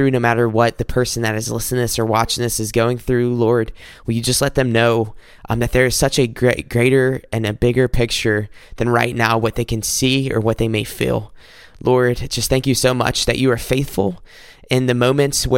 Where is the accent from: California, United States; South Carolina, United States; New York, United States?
South Carolina, United States; now in Michigan, United States; I'm recording this up in Michigan, but I'm originally from South Carolina.